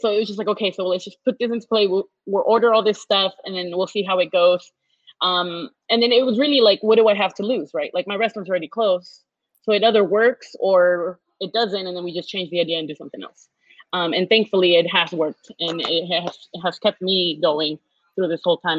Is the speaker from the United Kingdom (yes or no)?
no; Houston, Texas, United States; I was born and raised in Houston